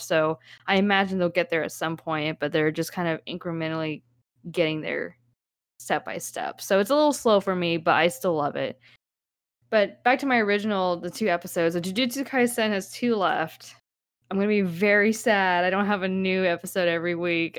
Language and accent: English; United States; I'm Asian American